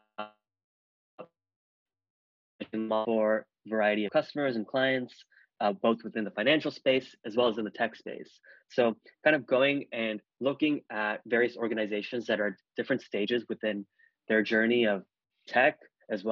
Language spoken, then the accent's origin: English; Bay Area, California, United States; I grew up in the Bay Area